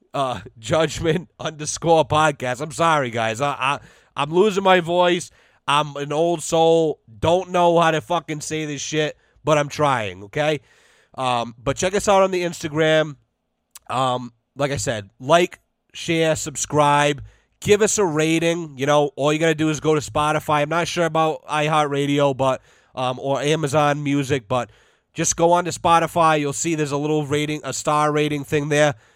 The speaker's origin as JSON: {"language": "English", "country": "United States", "said": "as an American citizen"}